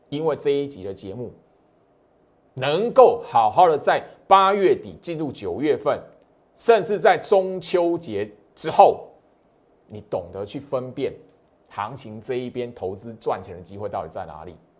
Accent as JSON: {"language": "Chinese", "country": "Taiwan", "said": "虽然我是台湾人"}